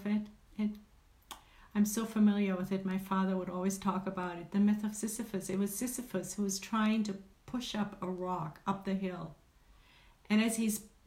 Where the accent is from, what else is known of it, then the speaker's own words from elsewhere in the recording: Germany; moved away; me being German, or having German origin, being raised and born and raised in Germany